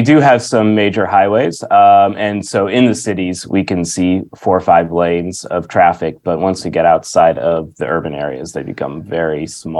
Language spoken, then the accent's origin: English; United States; moved away as an adult; also born or lived in Washington State / Florida / Canada / Detroit; now in Auckland, New Zealand; I'm an American, so I'm imported to New Zealand